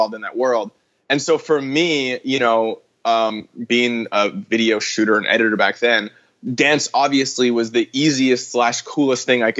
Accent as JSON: {"language": "English", "town": "Vancouver", "region": "British Columbia", "country": "Canada", "moved": "as an adult", "lives_now": "Los Angeles, United States", "said": "I'm from Vancouver, Canada, originally."}